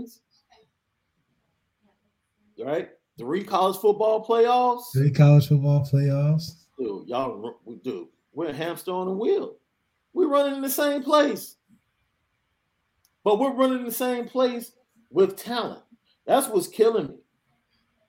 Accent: Chicago, Illinois, United States; I'm from Chicago.

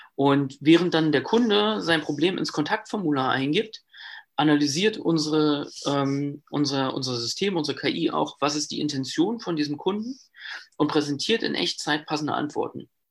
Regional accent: Brandenburg, Germany; Ich kam oder ich komme halt auch aus Brandenburg

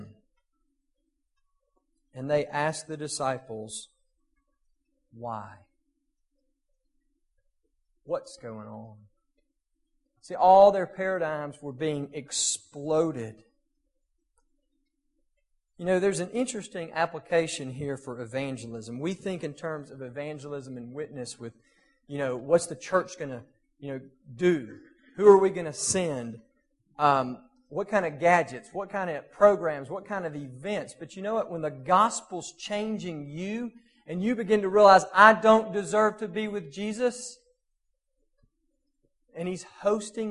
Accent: South Mississippi, United States; moved away; also born or lived in Murfreesboro; I grew up in South Mississippi

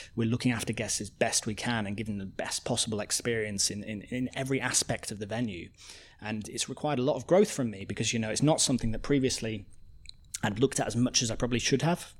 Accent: Coventry, West Midlands, United Kingdom; also born or lived in Edinburgh; now in London, United Kingdom; growing up in Coventry, Coventry is just like nineteen fifties cement buildings

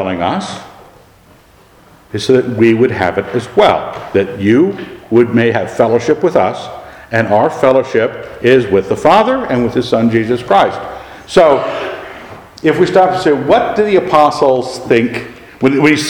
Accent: Annapolis, Maryland, United States; We grew up in Annapolis

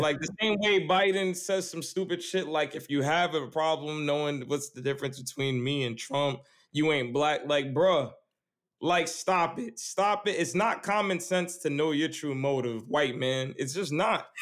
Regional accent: New York City, New York, United States; growing up on Staten Island

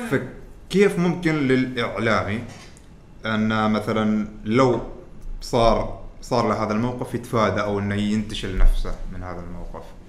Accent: Oman; نحن ترى عمانيين بس سافرنا برا

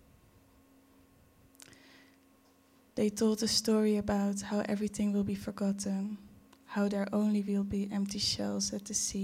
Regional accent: Curaçao; now in Netherlands; I was born in Curaçao in 1995. And now I'm here. In between Curaçao and the Netherlands

